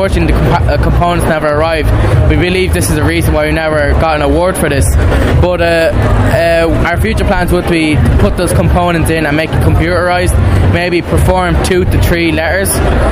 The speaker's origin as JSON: {"language": "English", "country": "India", "moved": "yes", "lives_now": "Lucan, Dublin, Ireland", "said": "I come from India"}